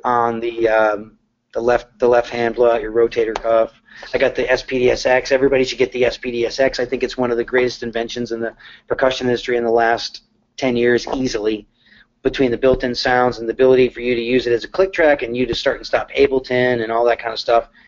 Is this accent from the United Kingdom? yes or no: no; Connecticut, United States; now in Nashville, United States; I'm from Connecticut. I never thought that I would move to Nashville